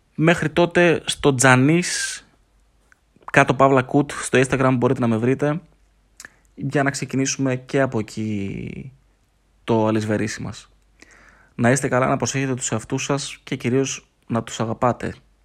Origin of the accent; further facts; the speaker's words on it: Thessaloniki, Central Macedonia, Greece; είμαι από Θεσσαλονίκη, είμαι 30 χρονών.